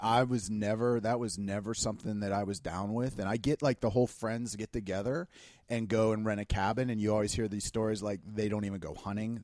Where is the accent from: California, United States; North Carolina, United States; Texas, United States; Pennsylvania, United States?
Pennsylvania, United States; Pittsburgh; I moved across the city, and in Pittsburgh, if you live on the other side of the tunnel, you don't even know what's going on on that side.